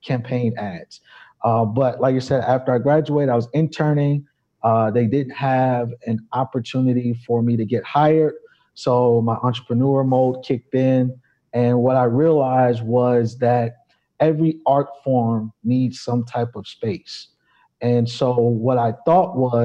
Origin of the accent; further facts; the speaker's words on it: New York City, New York, United States; moved away as an adult; also born or lived in Chicago; I'm originally from New York